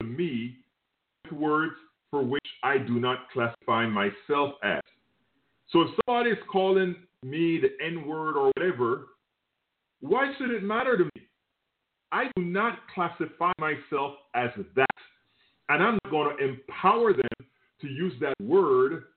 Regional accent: Panama; now in United States; Look, I am from Panama. Yes, I'm not from the United States of America.

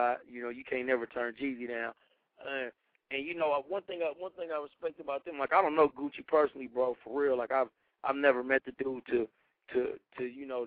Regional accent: Carson, California, United States; I'm from the West Coast, man. Carson, California, baby

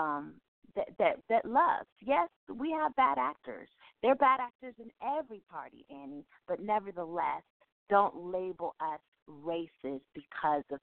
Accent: Charleston, South Carolina, United States; now in Duluth, United States; I was born in Charleston, South Carolina

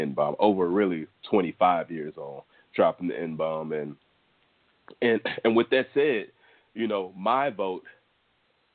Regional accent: Texas, United States; I'm from Texas

